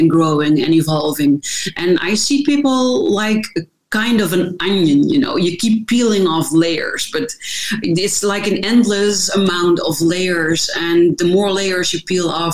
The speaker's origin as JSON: {"language": "English", "country": "Netherlands", "said": "I am from the Netherlands, so that also explains the difficulties with my last name"}